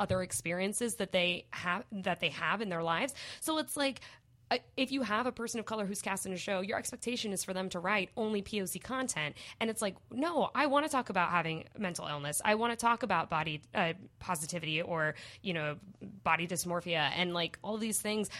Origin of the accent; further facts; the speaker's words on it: Portland, Oregon, United States; moved away as an adult; also born or lived in Los Angeles; I'm from Portland from before Portland was a thing.